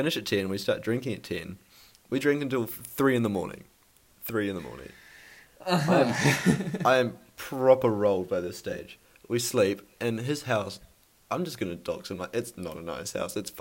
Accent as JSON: {"language": "English", "region": "Taranaki", "country": "New Zealand", "said": "Taranakians always talk about how we're lucky"}